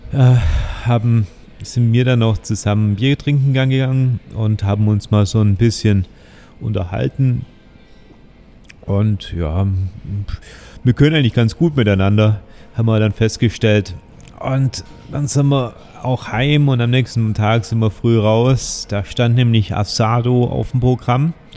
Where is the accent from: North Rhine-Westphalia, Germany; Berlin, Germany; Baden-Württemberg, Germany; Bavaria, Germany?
Bavaria, Germany; Oberelchingen; ich komme aus Oberelching, das sind genau 10 Kilometer bis in die Innenstadt von Ulm